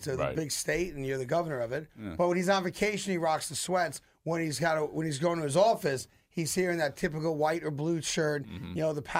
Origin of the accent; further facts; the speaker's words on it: New York, United States; I'm from New York.